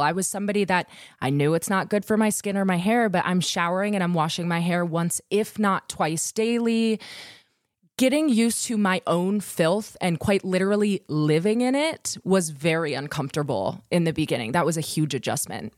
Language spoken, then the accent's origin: English; Wisconsin, United States; we're from Wisconsin, different dialects.